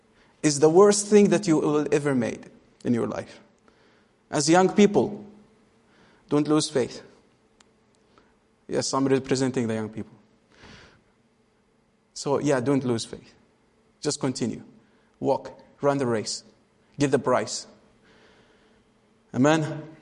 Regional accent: Bethlehem, West Bank, Palestine; Say, actually, I'm from Bethlehem. Oh, you're from Israel. I say, yeah, okay, I'm from Israel.

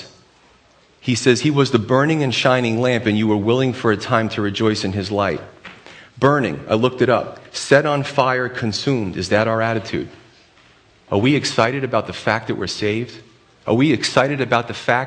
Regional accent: United States; We demand it as Americans

